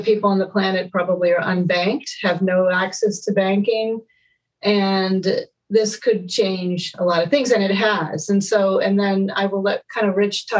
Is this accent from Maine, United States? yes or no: yes; Maine, United States; moved away as an adult; also born or lived in Boston; now in California, United States; I grew up in Maine